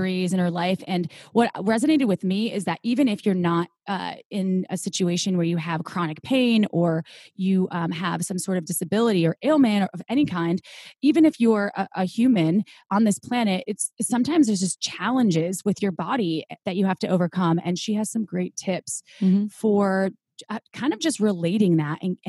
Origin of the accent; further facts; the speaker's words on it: Midwest, United States; I am from the Midwest too